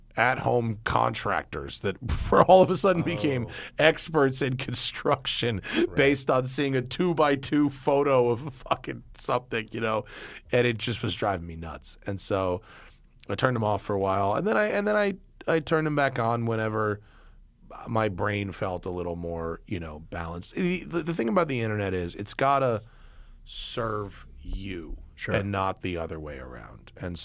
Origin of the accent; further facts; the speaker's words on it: New York, United States; We came from New York, and it would snow, it would rain.